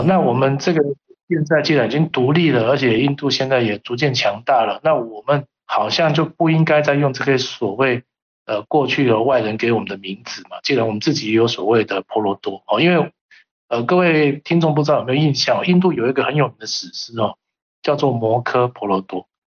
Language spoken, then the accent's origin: Chinese; Taiwan; 我从台湾来